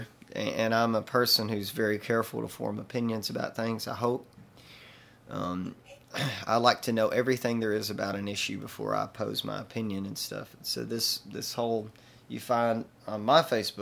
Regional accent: Booneville, Mississippi, United States; my hometown of Boonville, Mississippi

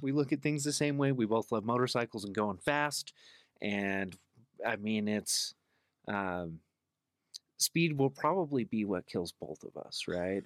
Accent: Salt Lake City, Utah, United States; also born or lived in Magna, Utah; born and raised in Salt Lake

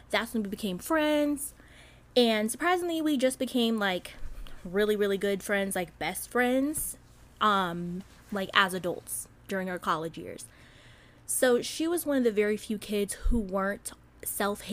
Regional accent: Southern Illinois, United States; accent: Midwestern; moved away; as somebody who's from Southern Illinois, no, I'm not from Chicago

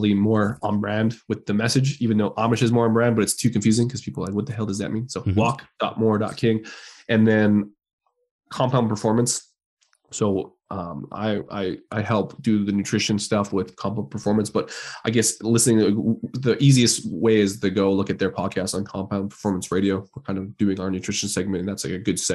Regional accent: Canada; we're both Canadian

